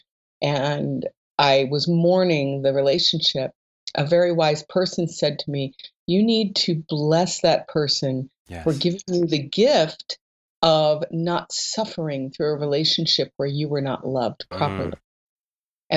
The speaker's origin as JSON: {"language": "English", "town": "Columbia", "region": "Missouri", "country": "United States", "said": "I'm from Columbia, Missouri"}